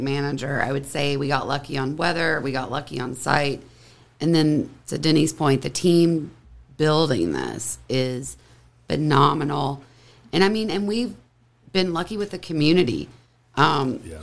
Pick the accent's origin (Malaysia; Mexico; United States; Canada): United States; Kentucky; We both born and raised in Kentucky